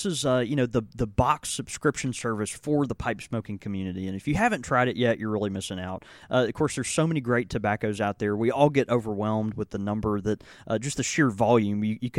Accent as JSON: {"language": "English", "region": "Southern United States", "country": "United States", "said": "Look, I'm a Waffle House fan as much as any Southerner."}